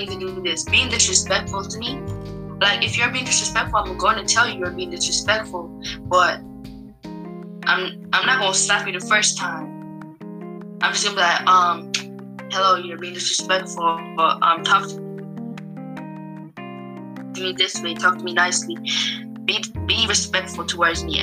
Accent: Jamaica; moved away; half of my life I grew up in Jamaica where none of that stuff was being said

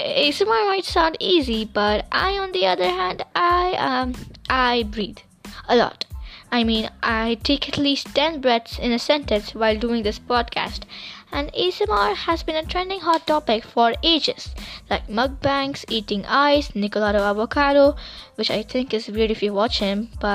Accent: India

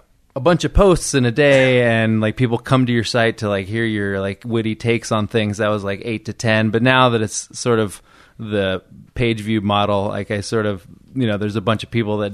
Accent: Del Rey, California, United States; moved away as an adult; also born or lived in New York; I grew up in the Central Valley, in a place called Del Rey, which is like in Fresno County.

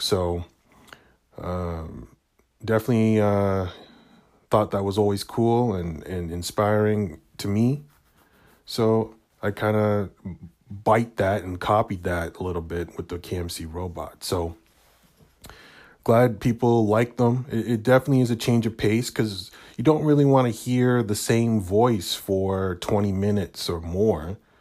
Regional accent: Canada; being Canadian, um, being, growing up in a predominantly white neighborhood, white city

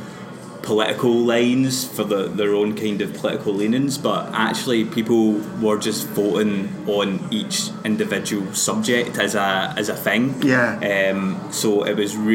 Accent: Glasgow, Scotland, United Kingdom; I come from a kind of, like, classic Glasgow Catholic, you know, family, where it was like you kind of grew up in this kind of weird limbo where it was like, yeah, I'm Scottish because I'm born here

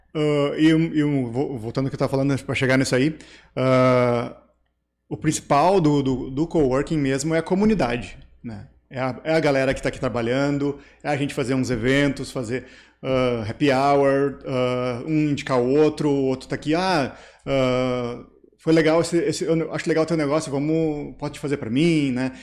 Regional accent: Três Coroas, Rio Grande do Sul, Brazil; also born or lived in Taquara / São Francisco / Candelária; Eu nasci em Taquara, morei minha vida inteira em Três Coroas

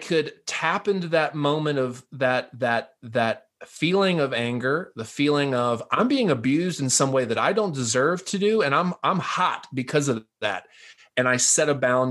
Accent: the South, United States; I'm a Southerner by birth

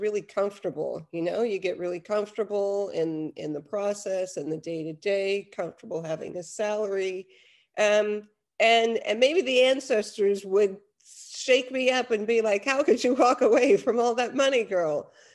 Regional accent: New York, United States; moved away as an adult; also born or lived in Los Angeles, United States; now in Netherlands; I'm originally from New York. I lived in LA for quite some time. But I've been here in Europe and in the Netherlands for over 10 years.

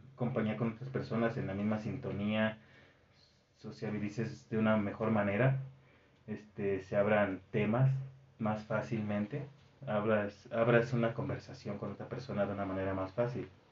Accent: Mexico

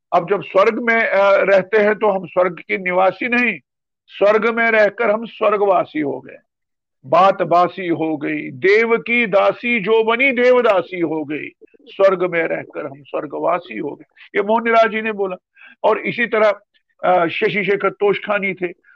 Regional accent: Sumbal, Jammu and Kashmir, India; moved away as an adult; also born or lived in Srinagar; now in Jammu, India; हमारे गांव का नाम सुम्बल है तो इसलिए सुम्बली कहलाए

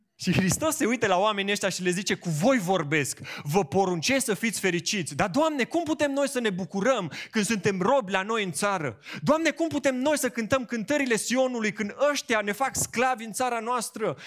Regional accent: Romania; noi românii

